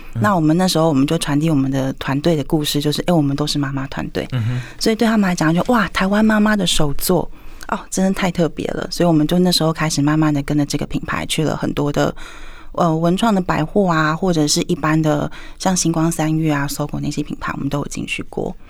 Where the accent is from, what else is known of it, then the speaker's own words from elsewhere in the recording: Taiwan; 我也是台湾的姑娘